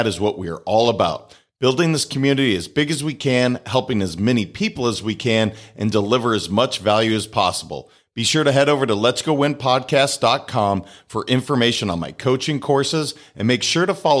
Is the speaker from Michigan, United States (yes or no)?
no; Wisconsin, United States; Being that I was born in Wisconsin